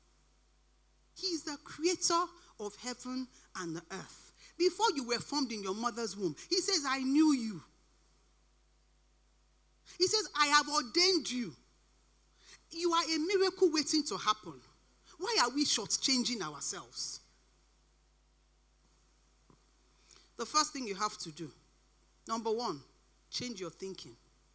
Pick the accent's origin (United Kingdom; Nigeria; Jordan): Nigeria; moved away; I grew up in Nigeria and I've been here for quite a long time